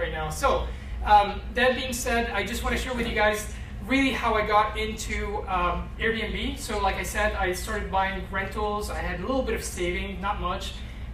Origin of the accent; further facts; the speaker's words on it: East Coast, United States; moved away as an adult; also born or lived in Egypt; Grew up in the East Coast